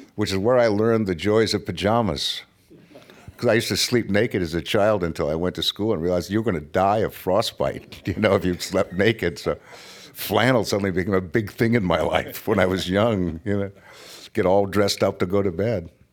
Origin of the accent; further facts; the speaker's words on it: United States; I was raised to believe that I, as an American